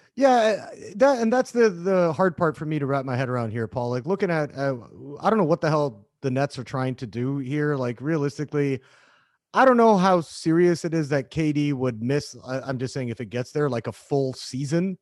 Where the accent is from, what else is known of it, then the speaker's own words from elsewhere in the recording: Canada; being Canadian